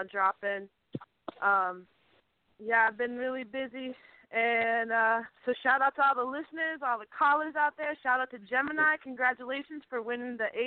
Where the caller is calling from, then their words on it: Western Massachusetts, United States; calling from Western Massachusetts from the 413.